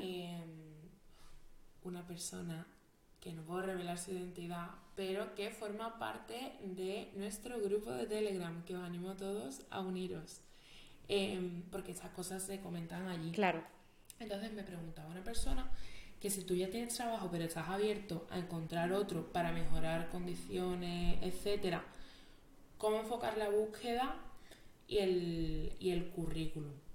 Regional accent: Jerez de la Frontera, Andalusia, Spain; moved away as an adult; also born or lived in Madrid; Jerez es donde yo he crecido, donde he vivido y a mí me duele mi pueblo

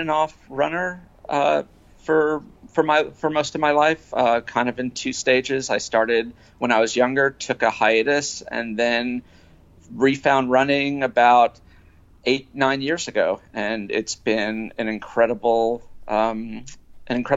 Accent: New York, United States; moved away as an adult; also born or lived in Michigan; now in Los Angeles, United States; I am originally from the East Coast. I was born in New York

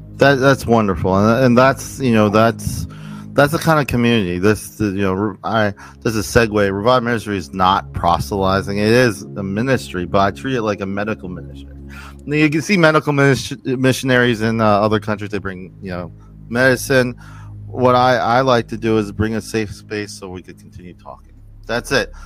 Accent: New Jersey, United States; I'm from New Jersey, so there's a lot of Italians

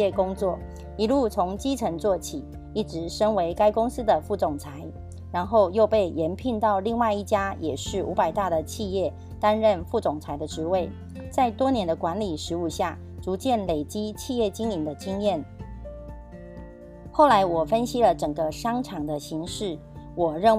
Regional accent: Miaoli County, Taiwan; 今天要跟大家分享的主题是建立朴实、平易、持续一生的事业。

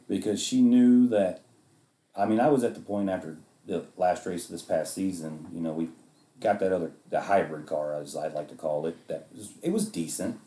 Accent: Arkansas, United States; growing up in Arkansas

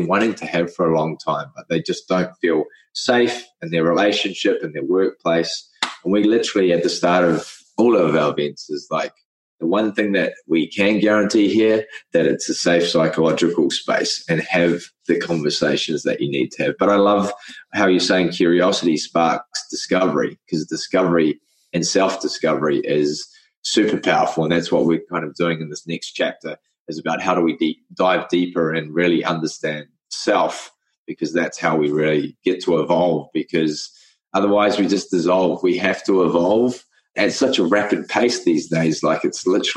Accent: Cook Islands; I grew up in the Cook Islands, which is a little island in the middle of the Pacific. And I was the only white boy in the cultural group

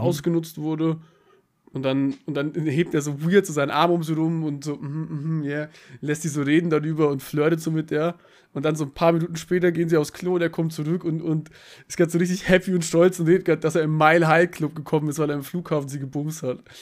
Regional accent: Bavaria, Germany; ich komme aus Bayern

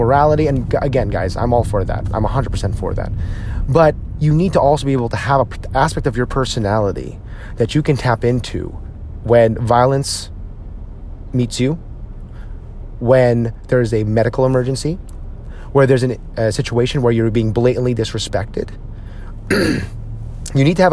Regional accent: United States; us as Filipino American men

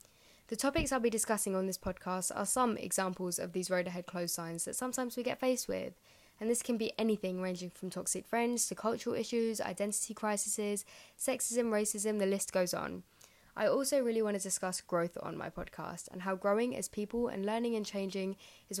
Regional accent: Kent, South East England, United Kingdom; I'm 19 and I'm from Kent.

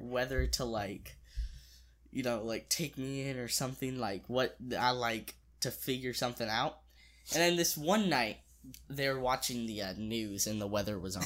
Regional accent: Springfield, United States; I was born and raised in Springfield

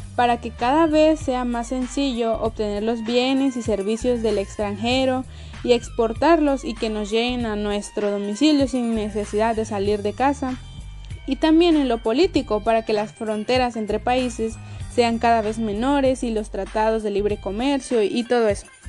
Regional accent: Mexico; nosotros mismos, que somos mexicanos

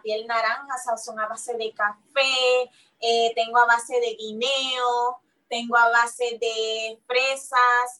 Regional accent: Carolina, Puerto Rico; moved away as an adult; also born or lived in San Juan, Puerto Rico / New York, United States; yo nací aquí en San Juan, Puerto Rico, en Santurce, San Juan. Eh, fui criada en el área, en el pueblo de Carolina.

